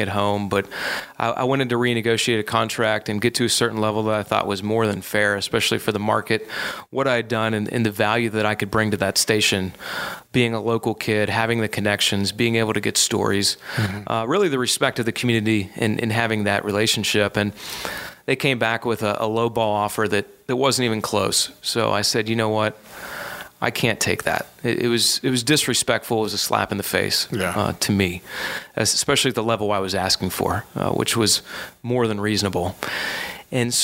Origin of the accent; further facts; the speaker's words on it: Johnstown, Pennsylvania, United States; moved away as an adult; now in Charlotte, United States; I left Johnstown, which was really bittersweet, my hometown